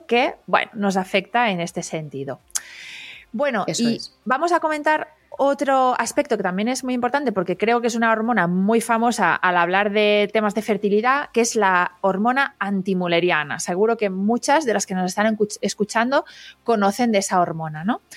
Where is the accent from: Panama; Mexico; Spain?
Spain; Catalonia; Yo que soy catalana